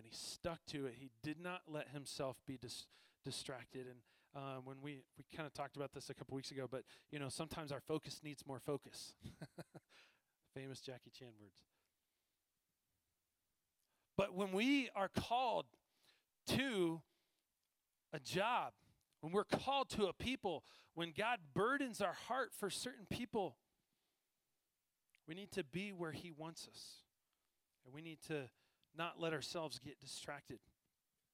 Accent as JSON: {"language": "English", "region": "East Coast", "country": "United States", "moved": "as an adult", "lives_now": "Colorado, United States", "said": "I'm from the East Coast"}